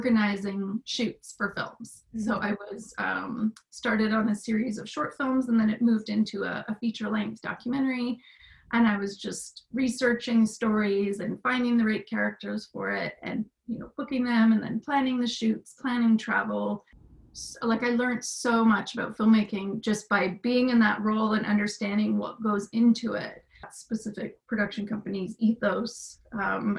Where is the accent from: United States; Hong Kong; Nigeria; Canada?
Canada; also born or lived in Ottawa; I was born and raised in Canada